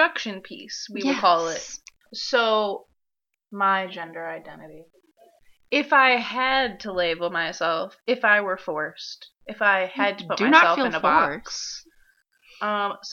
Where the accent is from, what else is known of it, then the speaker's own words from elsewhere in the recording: Michigan, United States; I'm also from Michigan